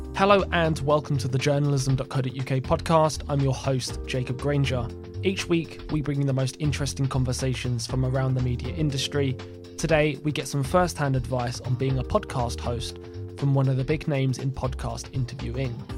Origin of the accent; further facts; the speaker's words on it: United Kingdom; being the Brit